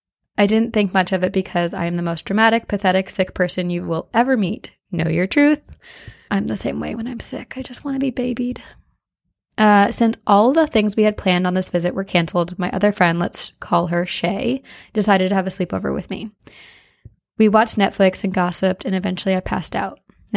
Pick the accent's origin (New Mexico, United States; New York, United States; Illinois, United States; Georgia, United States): Illinois, United States; Chicago; I'm from Chicago, which is a notoriously haunted place. I mean, the city is built on its own ashes.